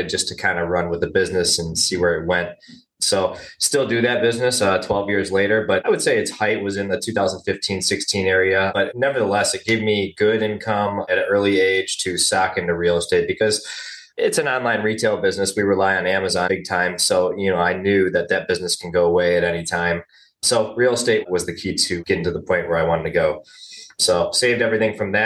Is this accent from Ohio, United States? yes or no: yes; Cleveland, Ohio, United States; I was pretty much born and raised in the Cleveland, Ohio area